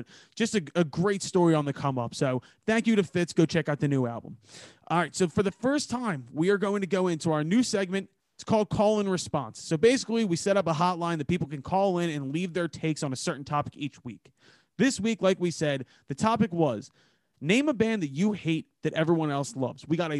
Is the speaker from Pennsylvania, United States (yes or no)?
yes; Philadelphia, Pennsylvania, United States; a poor white kid from Northeast Philadelphia